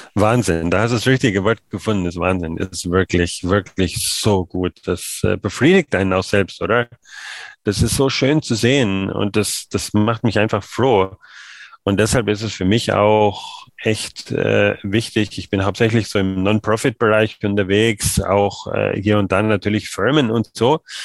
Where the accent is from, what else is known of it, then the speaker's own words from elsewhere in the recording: Germany; Ich als Deutscher